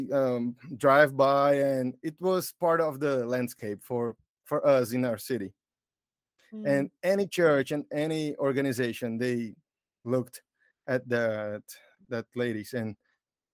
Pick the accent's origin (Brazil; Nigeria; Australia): Brazil; João Pessoa, Paraíba; English is a second language; I'm Brazilian, so that's why you're gonna hear some weird English. And I'm from João Pessoa, is the name of the city.